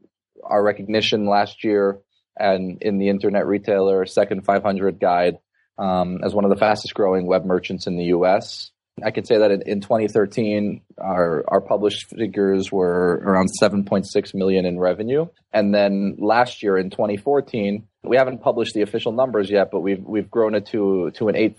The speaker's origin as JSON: {"language": "English", "region": "South Florida", "country": "United States", "tie": "born or raised there", "said": "I born and raised in South Florida, which is where Beyond Stores is actually based."}